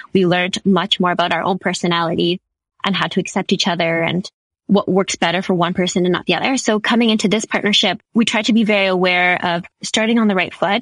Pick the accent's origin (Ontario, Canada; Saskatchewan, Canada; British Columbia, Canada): Saskatchewan, Canada; also born or lived in Halifax, Nova Scotia; I'm from Saskatchewan and I flew all the way out east and I attended University in Halifax